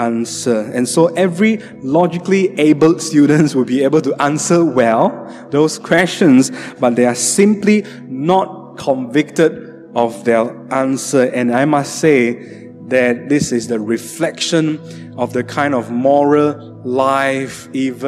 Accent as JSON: {"language": "English", "town": "Sibu", "region": "Sarawak", "country": "Malaysia", "tie": "born or raised there", "also_born_or_lived": "Johor Bahru", "moved": "yes", "said": "My hometown, Cebu."}